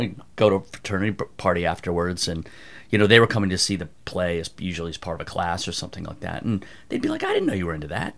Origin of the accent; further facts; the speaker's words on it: outside Philadelphia, Pennsylvania, United States; moved away; also born or lived in Evanston, Illinois / New York; I grew up outside Philadelphia